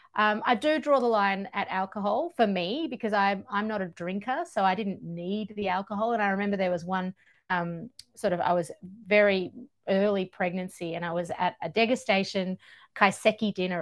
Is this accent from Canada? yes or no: no; Georgia; now in Australia; I grew up in Georgia in the former Soviet Union at, at the crossroads of Europe and Asia.